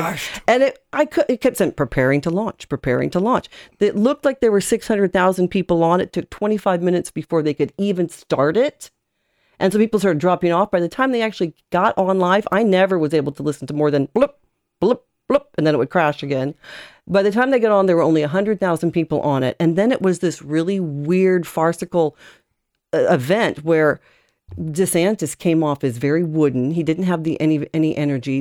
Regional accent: United States; now in Ireland; as an American

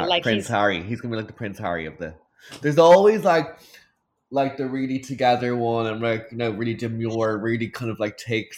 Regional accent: Ireland; We're Irish

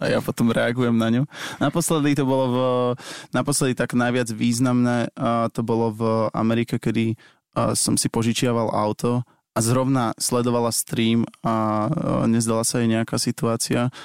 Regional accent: Bratislava, Bratislava Region, Slovakia; u nás v Bratislave v centre

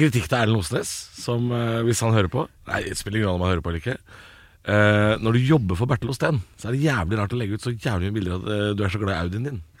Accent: Drammen, Buskerud, Norway; Og jeg er jo fra Drammen, jeg

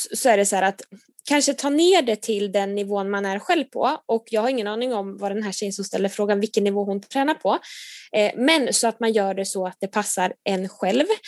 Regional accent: Nyköping, Södermanland, Sweden; moved away as an adult; now in Gothenburg, Sweden; jag kommer från Nyköping från början

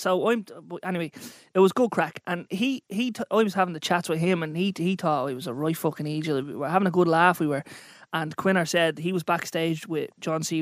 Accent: Dublin, Leinster, Ireland; I'm an entrepreneur from Dublin

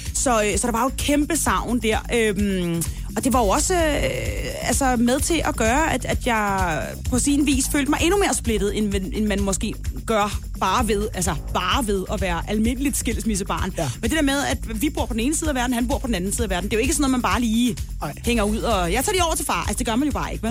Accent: Denmark; derhjemme i Danmark

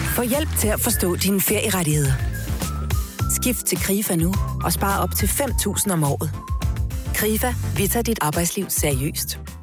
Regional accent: Hillerød, Capital Region of Denmark, Denmark; Jeg er 24 og er fra Hillerød

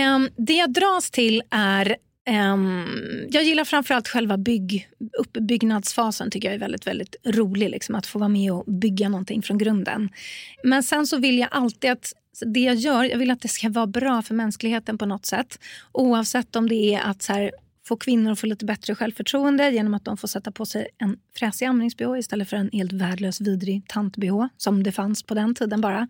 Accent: Stockholm, Stockholm County, Sweden; jag är från Stockholm

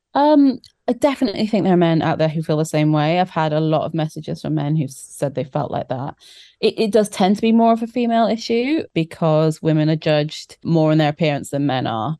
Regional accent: South Wales, United Kingdom; I grew up in South Wales

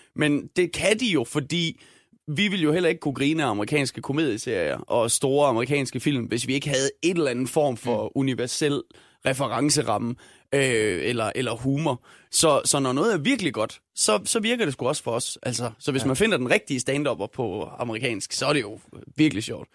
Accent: Denmark; jeg er dansker, jeg har en irsk far

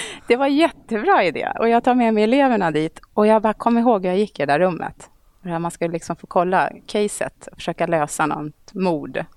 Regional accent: Eskilstuna, Södermanland, Sweden; moved away as an adult; also born or lived in Stockholm; jag är uppvuxen i Eskilstuna faktiskt. Okay. Så jag gick hela min skolperiod i Eskilstuna

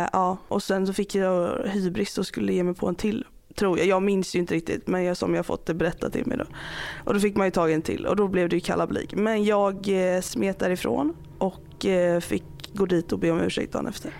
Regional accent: Alingsås, Västra Götaland, Sweden; båda vi är från liksom Göteborgstrakterna typ. Eller jag är ju från Alingsås

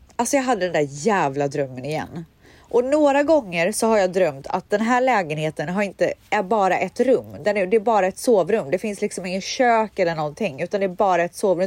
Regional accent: Borås, Västra Götaland, Sweden; moved away; Borås där jag kommer ifrån

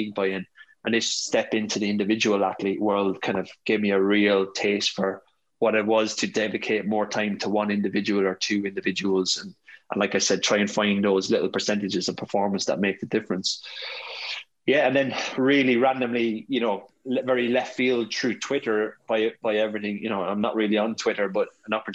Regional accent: Ireland; moved away as an adult; also born or lived in Australia / London; born and raised in the Rock

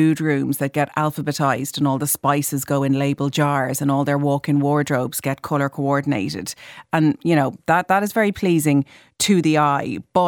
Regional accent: Ireland; as Irish people, we're so obsessed with talking about the weather.

